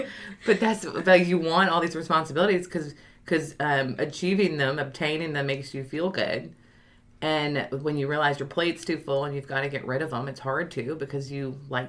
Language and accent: English; New Orleans, Louisiana, United States; moved away as an adult; now in Baton Rouge, United States; I basically am ish from Baton Rouge, but grew up in New Orleans, came here for LSU and never left.